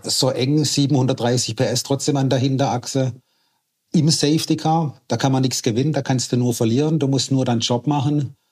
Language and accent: German; Schorndorf, Baden-Württemberg, Germany; also born or lived in Waiblingen; Ich bin hier aufgewachsen, groß geworden, ich kenne hier jeden Winkel und wir sind so, wie wir sind im Remstal